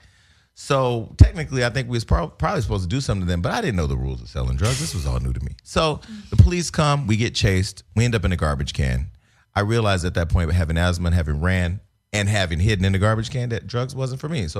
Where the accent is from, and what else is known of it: Stockton, California, United States